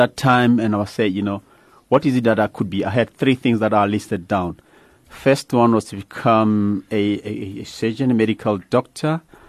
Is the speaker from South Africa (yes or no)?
yes; Soweto, Gauteng, South Africa; I grew up in Meadowlands in a township like any other boy.